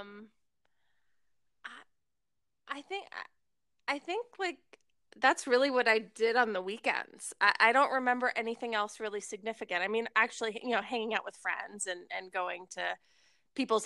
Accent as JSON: {"language": "English", "town": "Rockville", "region": "Maryland", "country": "United States", "tie": "born or raised there", "said": "I grew up in Rockville, Maryland"}